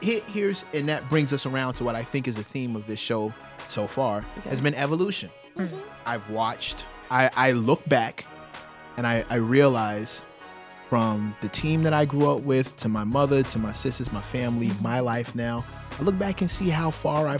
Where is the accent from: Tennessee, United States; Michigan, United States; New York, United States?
New York, United States; New York City; We grew up in New York City together